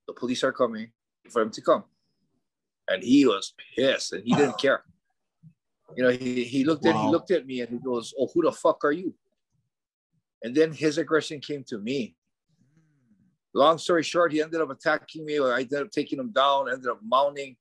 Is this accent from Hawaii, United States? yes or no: yes; Hawaii, United States; moved away as an adult; also born or lived in Japan; Hawaii, living, growing up in Hawaii